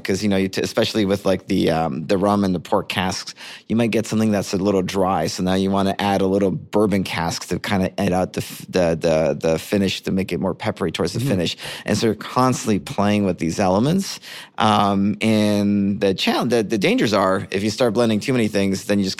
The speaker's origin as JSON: {"language": "English", "country": "Canada", "said": "As a Canadian, I should have."}